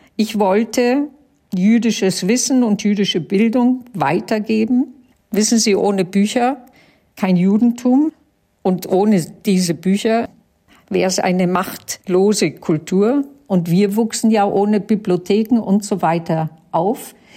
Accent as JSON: {"language": "German", "country": "Germany", "said": "Also ich bin Deutsche in jedem Fall, aber ich bin jüdisch in jedem Fall."}